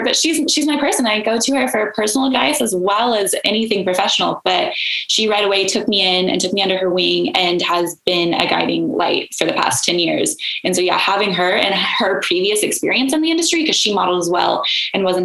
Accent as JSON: {"language": "English", "region": "Oklahoma", "country": "United States", "tie": "born or raised there", "also_born_or_lived": "Woodward, Oklahoma / Texas", "said": "I was born in Woodward, Oklahoma. So born in good old Oklahoma. And then I was raised kind of throughout Texas and Oklahoma, but I call Oklahoma home for sure"}